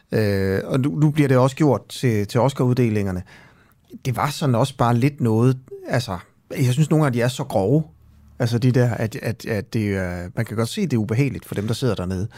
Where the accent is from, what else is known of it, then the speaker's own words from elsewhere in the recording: Horsens, Central Denmark Region, Denmark; jeg er jo fra Horsens